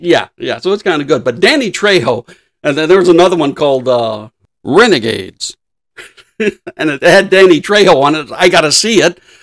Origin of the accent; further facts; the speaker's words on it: Los Angeles, California, United States; I was raised near Lincoln Heights, by Lincoln Park